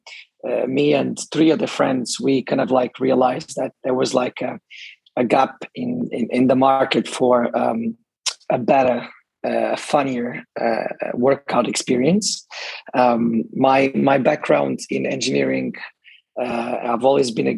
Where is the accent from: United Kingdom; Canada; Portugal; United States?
Portugal; moved away as an adult; now in Dubai, United Arab Emirates; I'm from Portugal. I moved to the UAE, to Dubai, actually 8 years ago.